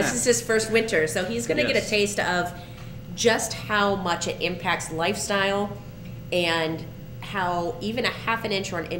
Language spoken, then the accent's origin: English; United States; I grew up near Lake Erie. I know what it's like to have several inches of snow all the time.